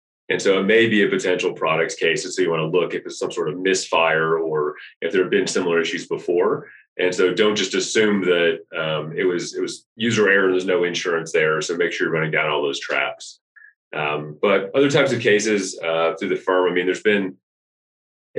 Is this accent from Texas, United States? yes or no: yes; Texas, United States; We're from Texas